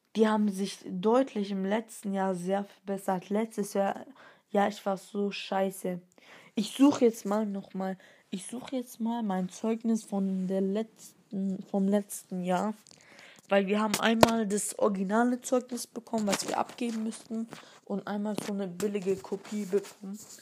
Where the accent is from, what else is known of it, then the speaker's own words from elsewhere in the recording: Stuttgart, Baden-Württemberg, Germany; bin dreizehn Jahre alt, komme aus Stuttgart. Meine Nationalität, also ich bin hier in Deutschland geboren.